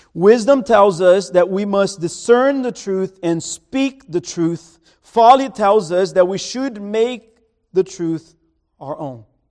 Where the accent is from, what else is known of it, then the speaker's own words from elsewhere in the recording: Brazil; moved away; my hometown in Brazil